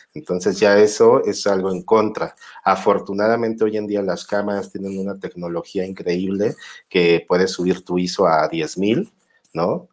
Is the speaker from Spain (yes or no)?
no; Mexico